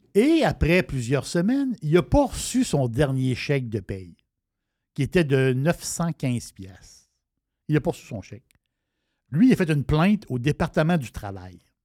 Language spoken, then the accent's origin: French; Canada; je suis Canadien